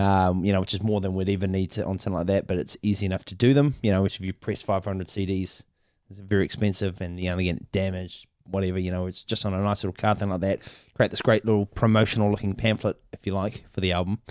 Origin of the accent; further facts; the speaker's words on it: Auckland, New Zealand; we come from New Zealand, Auckland, New Zealand